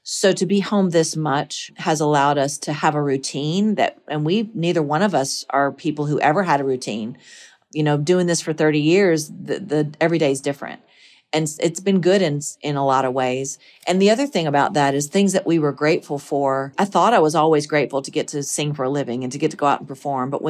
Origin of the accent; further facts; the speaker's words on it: the South, United States; Those are the things that, that I, that I take with me as a Southerner.